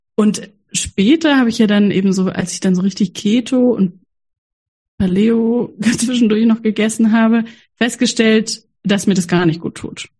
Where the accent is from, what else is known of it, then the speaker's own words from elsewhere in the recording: Freiburg, Baden-Württemberg, Germany; ich bin ja in Freiburg aufgewachsen, die Hochburg der Ökomenschen